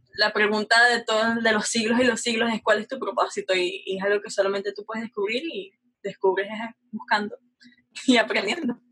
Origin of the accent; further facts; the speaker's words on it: Caracas, Capital District, Venezuela; yo nací en Venezuela, Caracas, Venezuela, no tenía muchos lujos